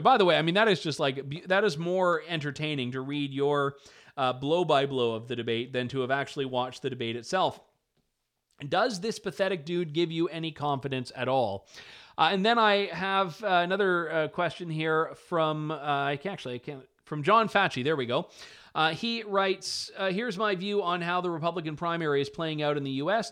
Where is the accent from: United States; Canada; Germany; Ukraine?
Canada; now in London, Canada; as a Canadian